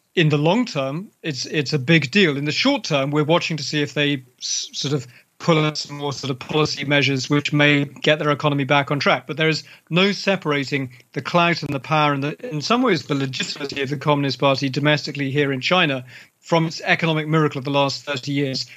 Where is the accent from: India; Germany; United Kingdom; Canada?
United Kingdom; London; my hometown of London. You know, I grew up as a child in London.